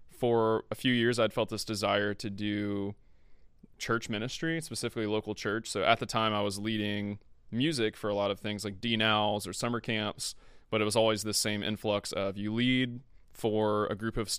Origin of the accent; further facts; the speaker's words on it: Tallahassee, Florida, United States; also born or lived in Mississippi / Bradenton, Florida; I grew up in Tallahassee